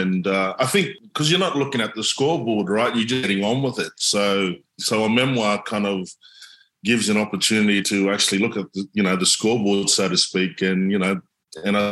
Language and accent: English; Torres Strait Islands, Queensland, Australia; I was so grounded in culture and language and way of life at home